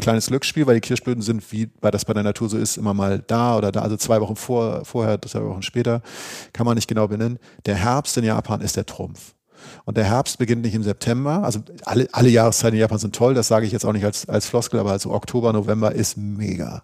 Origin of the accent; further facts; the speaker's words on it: Northern Germany, Germany; der Leuchtturm aus Norddeutschland.